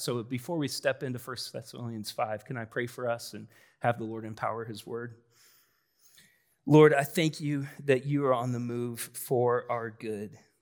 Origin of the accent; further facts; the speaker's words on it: Collins, Iowa, United States; I grew up in Collins.